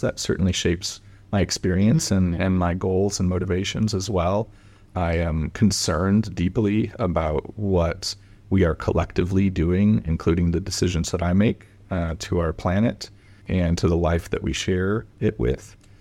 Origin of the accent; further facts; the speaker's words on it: Portland, Oregon, United States; I grew up in Portland, Oregon